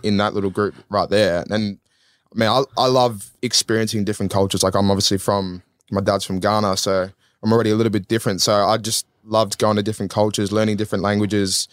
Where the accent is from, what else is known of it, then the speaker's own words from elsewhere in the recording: Melbourne, Victoria, Australia; born and raised in Melbourne. So, like, I've always been here